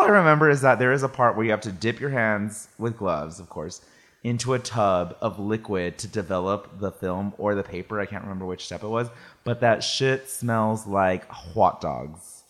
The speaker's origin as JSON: {"language": "English", "town": "Salinas", "region": "California", "country": "United States", "tie": "born or raised there", "moved": "yes", "lives_now": "San Francisco, United States", "said": "I grew up in Salinas"}